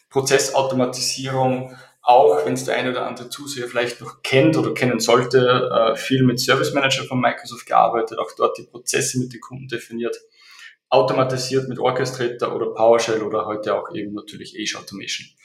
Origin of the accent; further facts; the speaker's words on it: Austria; Äh, wie es vielleicht der Dialekt äh, durchblicken lässt, ich komme aus Österreich.